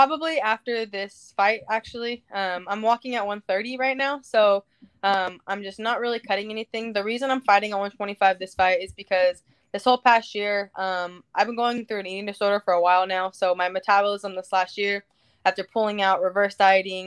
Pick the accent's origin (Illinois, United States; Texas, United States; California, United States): California, United States; Anaheim; this is my hometown.